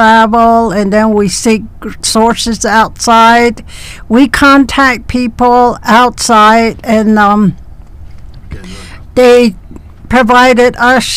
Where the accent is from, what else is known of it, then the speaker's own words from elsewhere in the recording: Klagetoh, Arizona, United States; And I am from Klagetoh